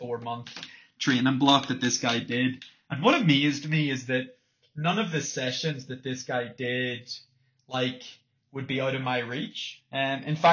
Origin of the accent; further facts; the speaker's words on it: Northern Ireland, United Kingdom; growing up in Northern Ireland